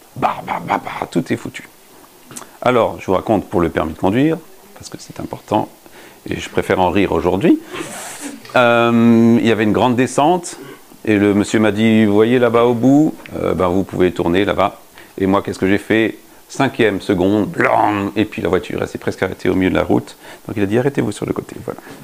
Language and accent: French; France; Nous avons grandi, nous, quand je dis nous, c'est en tant que Français